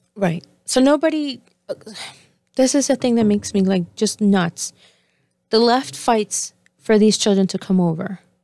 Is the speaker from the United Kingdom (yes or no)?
no; Argentina; moved away; I was born in Argentina